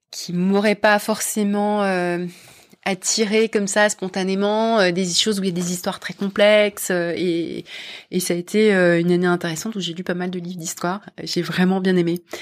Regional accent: Paris, Île-de-France, France; moved away as an adult; now in London, United Kingdom; c'est comme ça que je suis partie de France, de Paris et de France et j'ai rejoint une entreprise américaine de la tech à Londres.

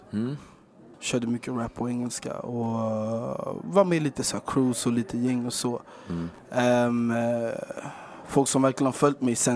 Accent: Stockholm, Stockholm County, Sweden; jag är från Rågsved.

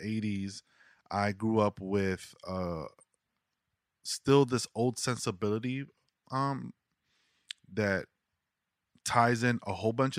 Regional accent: New York City, New York, United States; there's just this thing that you go through as being a New Yorker that you go through this like training as from a kid being made fun

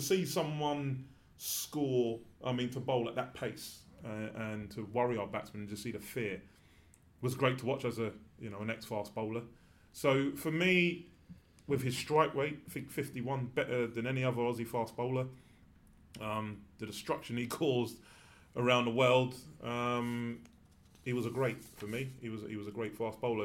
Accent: England, United Kingdom; I'm an Englishman

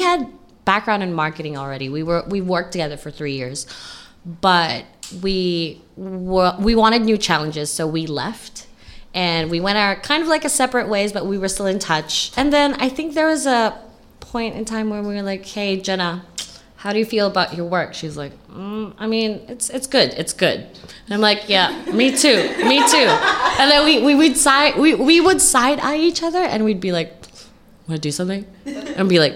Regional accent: Hong Kong; I'm born and raised in Hong Kong

